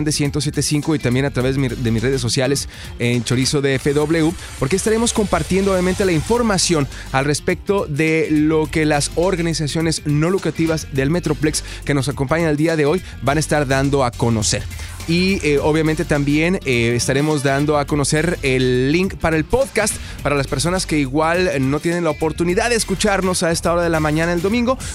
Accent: Ciudad Juárez, Chihuahua, Mexico; now in Dallas, United States; Soy de Ciudad Juárez.

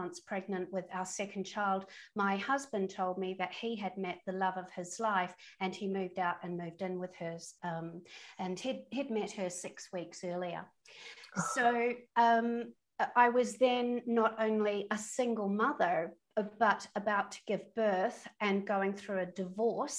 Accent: New Zealand; moved away as an adult; also born or lived in London; I'm a Kiwi, and I come from a sporty family, from a sporting nation

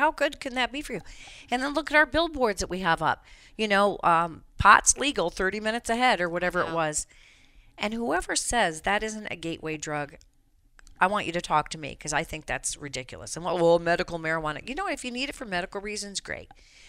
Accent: Colorado, United States; It's ruined my home state of Colorado.

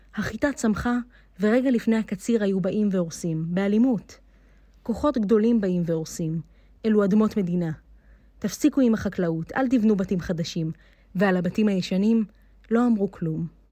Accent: Ras Jrabah, Negev, Southern District, Israel; אני נולדתי כאן ורוצה להישאר כאן

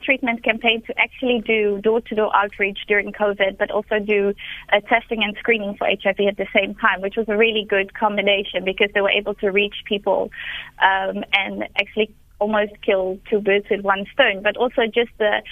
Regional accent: Netherlands; now in Cape Town, South Africa; I'm from the Netherlands

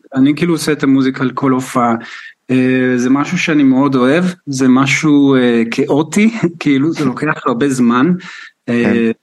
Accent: Israel; now in United Kingdom; אני מישראל

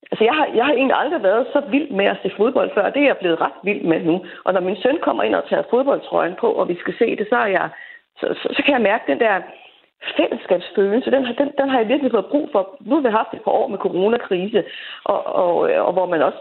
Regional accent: Greenland; now in Denmark; jeg kender lidt til det øh, som marginaliseret grønlænder

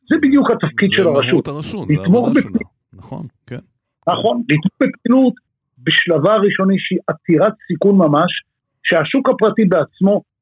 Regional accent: Israel; ומה שאנחנו טובים בתור ישראלים

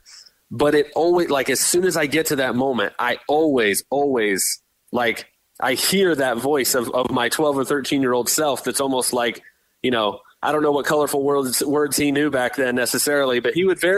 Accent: Tampa, Florida, United States; We grew up in Tampa here

